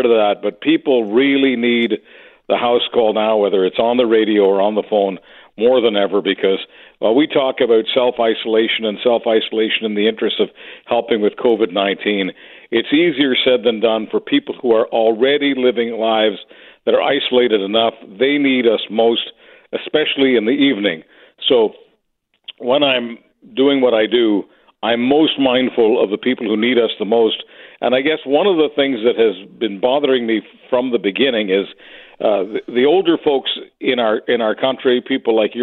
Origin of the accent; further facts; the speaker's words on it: Canada; to be a Canadian